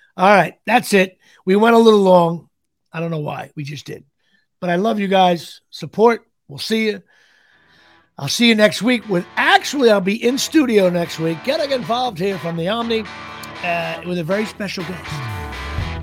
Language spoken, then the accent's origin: English; Woodbridge Township, New Jersey, United States; it's in my hometown. Uh, you know, I'm from Woodbridge Township.